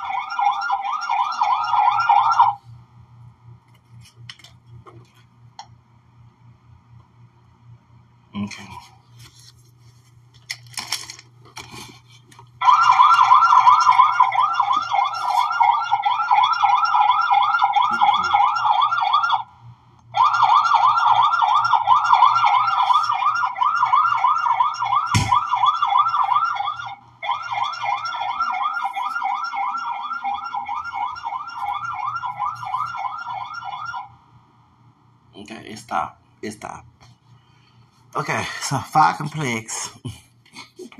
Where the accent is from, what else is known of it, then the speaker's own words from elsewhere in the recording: Louisiana, United States; I'm Hispanic from Louisiana, like in the United States